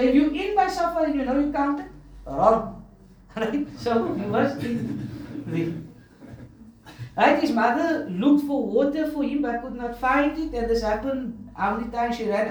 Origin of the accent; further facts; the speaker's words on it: Cape Town, Western Cape, South Africa; Because growing up in Cape Town, you'd hear people make this joke, right?